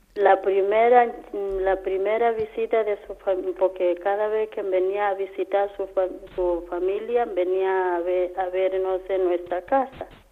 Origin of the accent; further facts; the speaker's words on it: Kenya; Spanish is a second language; moved away as an adult; now in Antequera, Spain; soy de Kenia